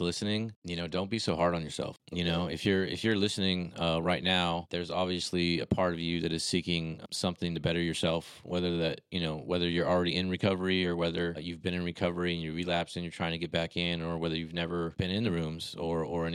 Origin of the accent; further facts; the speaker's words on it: Glendale, California, United States; I'm originally from Glendale, California